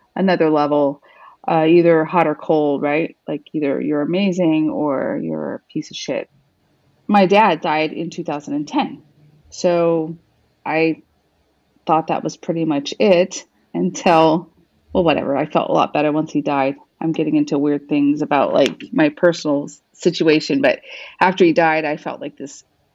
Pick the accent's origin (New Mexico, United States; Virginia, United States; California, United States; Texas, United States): New Mexico, United States; also born or lived in Arizona; I was born in Arizona, and I grew up in New Mexico.